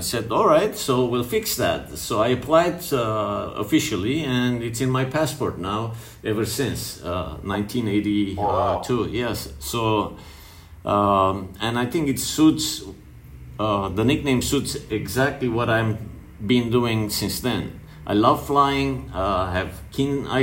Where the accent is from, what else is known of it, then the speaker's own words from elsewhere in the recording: Lebanon; growing up in Lebanon